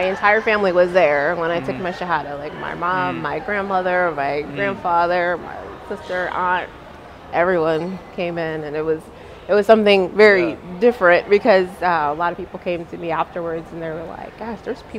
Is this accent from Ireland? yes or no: no; United States